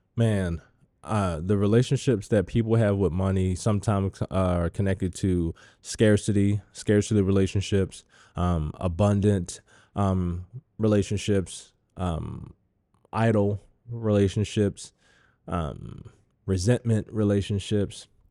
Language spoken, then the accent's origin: English; Baltimore, Maryland, United States; I grew up in Baltimore